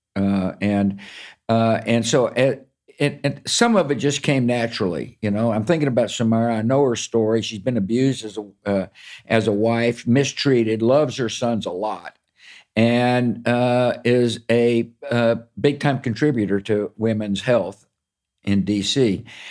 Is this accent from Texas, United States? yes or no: yes; Texas, United States; I grew up in Texas